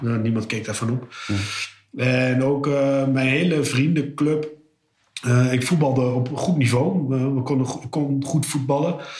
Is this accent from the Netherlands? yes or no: yes; Almelo, Overijssel, Netherlands; moved away as an adult; now in Almere, Netherlands; ik ben opgegroeid in Almelo, ruim 30 jaar gewoond